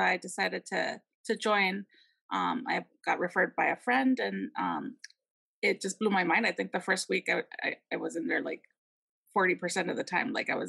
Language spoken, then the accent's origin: English; San Diego, California, United States; So I am from San Diego, a small business owner